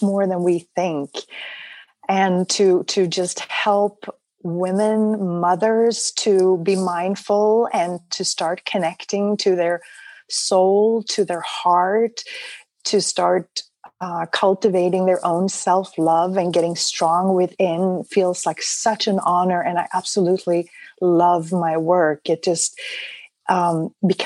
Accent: Sweden; now in United States; I actually was born and raised in Sweden, and then ended up coming over to the United States, which is now my home

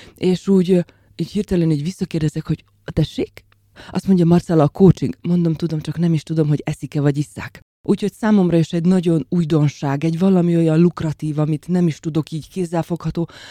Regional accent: Slovakia; moved away as an adult; also born or lived in Bratislava; now in Hungary; Egy nagyon idilli és pici felvidéki faluból származom

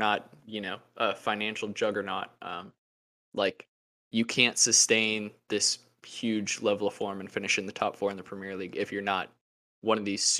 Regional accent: United States; I'm an American Newcastle fan.

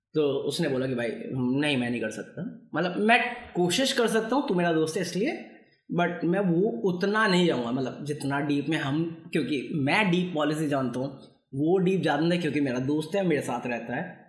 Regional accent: Bihar, India; मैं बिहारी हूँ

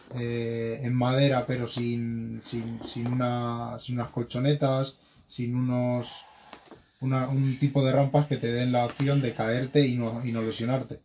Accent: Madrid, Community of Madrid, Spain; soy de Madrid y tengo 26 años

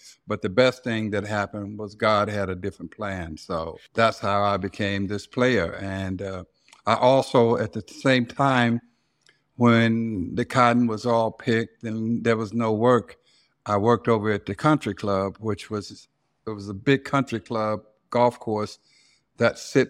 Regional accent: Silver City, Mississippi, United States; Well, first of all, I have to explain Silver City. It ain't no silver and it ain't no city. It's just cotton fields.

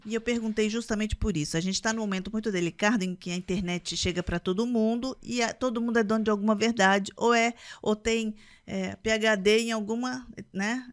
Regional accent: Minas Gerais, Brazil; Eu, eu sou mineira

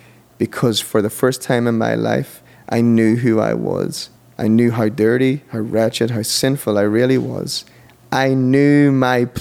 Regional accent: Monaghan, County Monaghan, Ireland; also born or lived in Dublin; we went to a little church in Monaghan, my hometown in Ireland

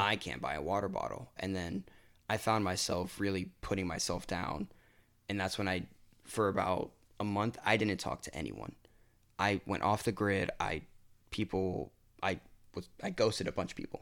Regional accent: Lake Mary, Florida, United States; also born or lived in Hialeah, Miami; I lived there until I was about five, and then we moved up to Lake Mary

